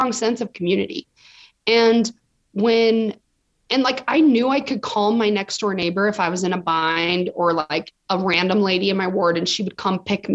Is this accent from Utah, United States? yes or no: yes; Provo, Utah, United States; now in Los Angeles, United States; I was born and raised Mormon in Provo, Utah. So the epicenter of Mormons, that's where I'm from